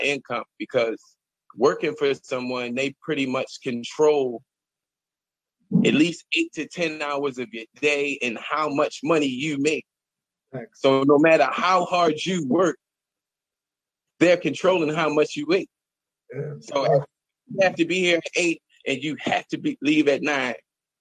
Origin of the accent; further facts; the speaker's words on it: Baltimore, Maryland, United States; I'm from Baltimore, man. I've been born and raised here, Northeast 21239